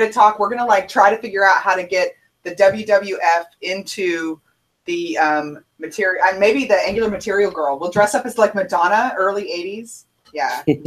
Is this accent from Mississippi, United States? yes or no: no; Houston, Texas, United States; I'm I'm from Houston